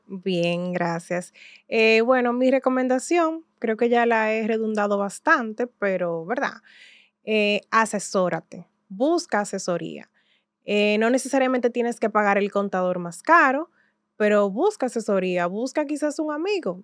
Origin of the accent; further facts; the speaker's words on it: Santiago de los Caballeros, Santiago, Dominican Republic; yo soy de Santiago de los Caballeros